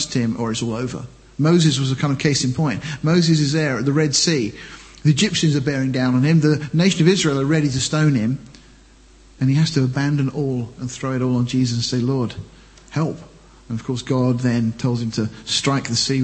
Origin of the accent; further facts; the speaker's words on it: Deal, South East England, United Kingdom; I was born in Deal, I came from Deal